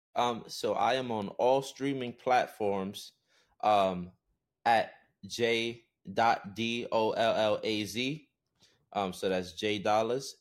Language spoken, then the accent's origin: English; New York, United States; I come from New York, and that's the U S